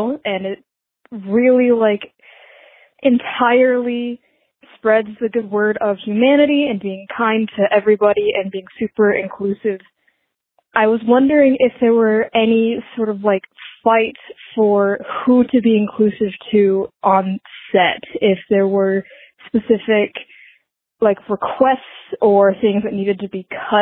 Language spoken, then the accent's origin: English; Buffalo, New York, United States; I'm from Buffalo, New York